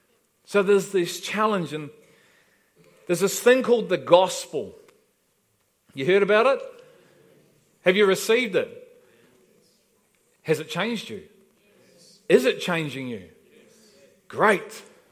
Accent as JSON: {"language": "English", "town": "Liverpool", "region": "North West England", "country": "United Kingdom", "moved": "yes", "said": "we've been invited to a party because we're from Liverpool. He said, that's great, you know, we've been here about 4 weeks."}